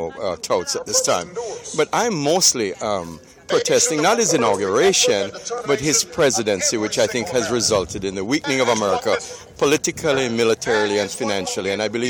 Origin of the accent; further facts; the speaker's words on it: Jamaica; now in Fort Walton Beach, United States; I'm from Fort Walton Beach, Florida. I've been in the United States since 1975, and I'm an American citizen originally from the island of Jamaica.